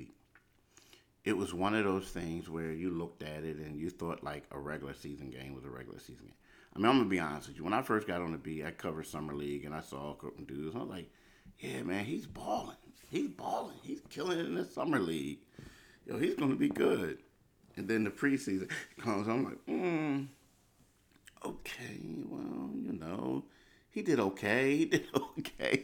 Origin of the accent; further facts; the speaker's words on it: Philadelphia, Pennsylvania, United States; I grew up in Philly